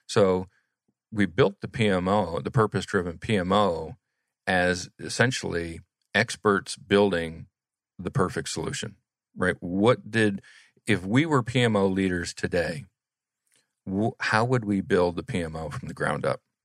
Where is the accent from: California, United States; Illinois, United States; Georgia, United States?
Georgia, United States; Atlanta; also born or lived in Kansas; we grew up in Atlanta together